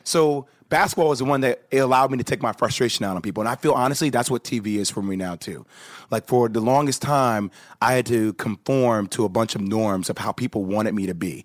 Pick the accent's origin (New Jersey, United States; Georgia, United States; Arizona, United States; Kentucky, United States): New Jersey, United States; I grew up in Jersey